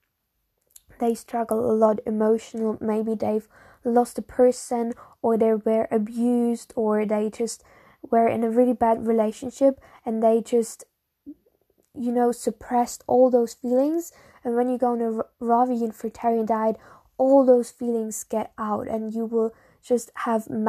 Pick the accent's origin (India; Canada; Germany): Germany; Munich, Bavaria; English is a second language; I'm from Munich, from Germany